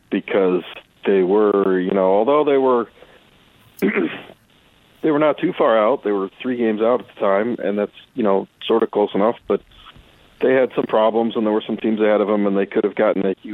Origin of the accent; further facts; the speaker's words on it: Athens, Ohio, United States; moved away; I grew up in Ohio